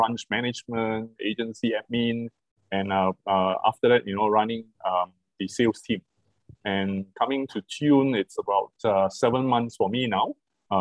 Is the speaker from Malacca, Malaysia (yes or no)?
yes; Malacca, Malaysia; I have been in Malaysia for the past 50 years, so I am very much a Malaysian. Okay. As you guys know, I'm actually from Malacca